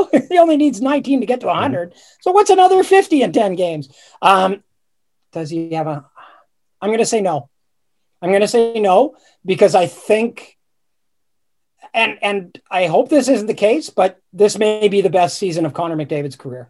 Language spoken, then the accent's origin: English; Sudbury, Ontario, Canada; I grew up in Sudbury, and we used to actually play our games outdoors